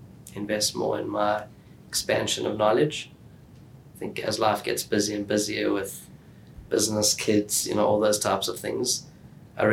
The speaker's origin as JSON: {"language": "English", "town": "Johannesburg", "region": "Gauteng", "country": "South Africa", "tie": "born or raised there", "also_born_or_lived": "Israel / Sydney, Australia", "moved": "as an adult", "lives_now": "Melbourne, Australia", "said": "we grew up in Johannesburg"}